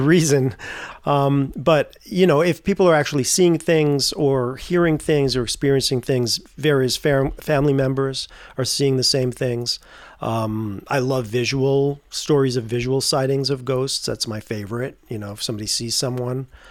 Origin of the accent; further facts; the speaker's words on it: Tarrytown, New York, United States; I grew up in Tarrytown, New York